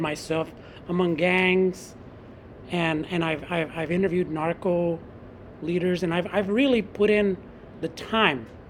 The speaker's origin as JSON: {"language": "English", "town": "San Francisco", "region": "California", "country": "United States", "tie": "born or raised there", "said": "I grew up in San Francisco"}